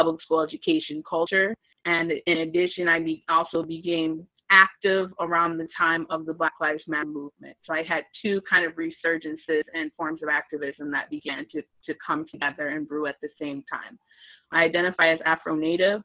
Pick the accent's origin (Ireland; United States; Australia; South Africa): United States; Lansing, Michigan; moved away as an adult; now in Kalamazoo, United States; I'm from Lansing originally. That's where I was born and raised